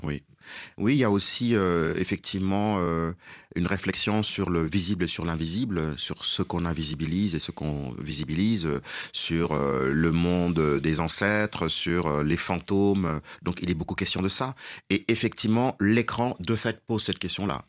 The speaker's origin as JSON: {"language": "French", "country": "Senegal", "also_born_or_lived": "Dakar", "first_language": "Wolof", "second_language": "French", "moved": "yes"}